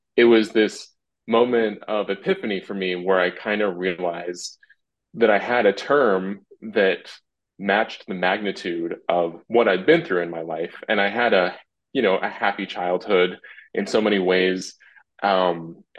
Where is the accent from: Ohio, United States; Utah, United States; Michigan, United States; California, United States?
Utah, United States; Salt Lake City; I was in a non-Mormon family, but we grew up in Salt Lake City